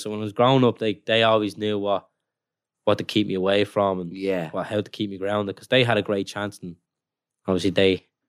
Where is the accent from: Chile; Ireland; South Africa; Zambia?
Ireland; Dublin, Leinster; growing up in Ballymun, seeing all that.